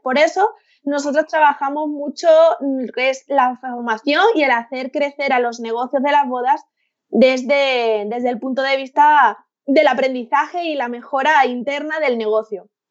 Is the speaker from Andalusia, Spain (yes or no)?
yes; Seville, Andalusia, Spain; now in Madrid, Spain; vivo en Madrid, pero soy de, soy de Sevilla, tengo toda mi familia allí